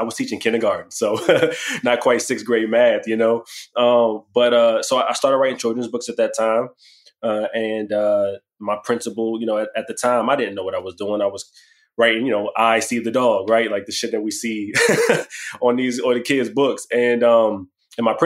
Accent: Washington, District of Columbia, United States; I'm from Washington, D.C., born and raised

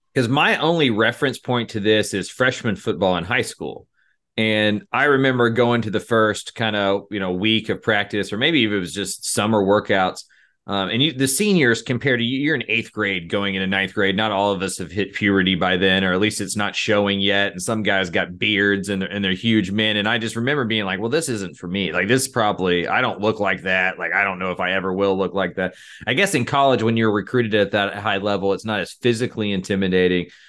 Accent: Bertram, Texas, United States; I'm from Bertram, Texas

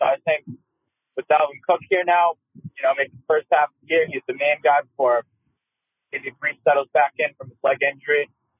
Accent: Connecticut, United States; I'm from Connecticut.

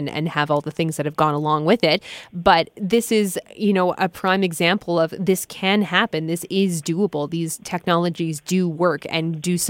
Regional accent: Ontario, Canada; up here in Canada, both when I was much younger, living in Montreal, and also here in Ontario as I grew up through the rest of my childhood and teens

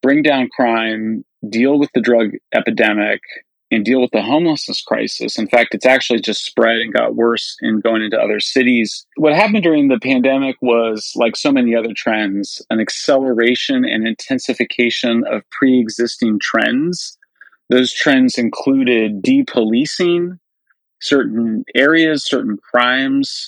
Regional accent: California, United States; in California, my home state

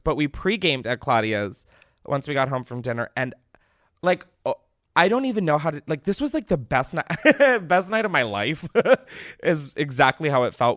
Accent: East Coast, United States; I'm fucking from the East Coast. I live a state below New Jersey

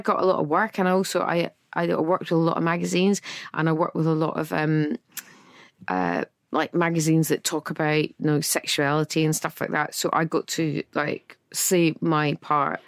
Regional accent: Scotland, United Kingdom; I'm Scottish.

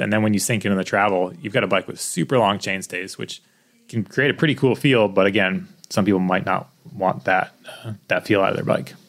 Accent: East Coast, United States; moved away; I grew up on the East Coast

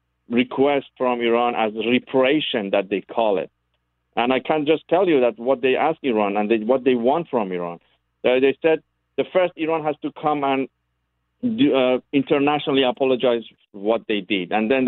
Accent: Canada; English is a second language; I think that they deserve, as a Canadian, for the future, to people know and remember them

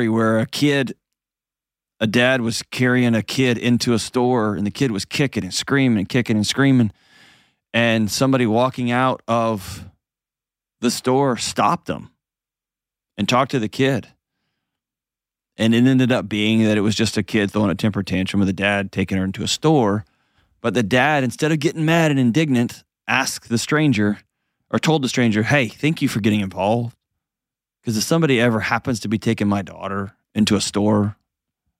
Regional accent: Houston, Texas, United States; now in Nashville, United States; I grew up in Houston where there were hurricanes all the time

